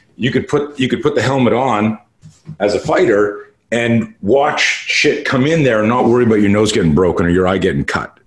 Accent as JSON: {"language": "English", "town": "Montreal", "region": "Quebec", "country": "Canada", "tie": "born or raised there", "moved": "yes", "lives_now": "United States", "said": "I grew up in Canada and uh, uh, in Montreal"}